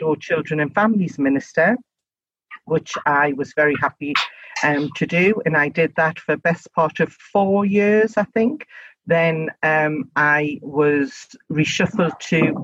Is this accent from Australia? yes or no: no; Gateshead, North East England, United Kingdom; accent: local accent (North East); I'm actually from Gateshead. My first seat was Gateshead East and Washington West. So I literally was the MP for my hometown